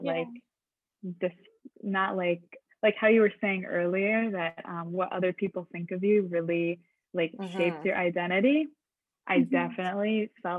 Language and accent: English; Michigan, United States; moved away as an adult; now in Montreal, Canada; I'm originally from Michigan. And so I moved to Montreal last year.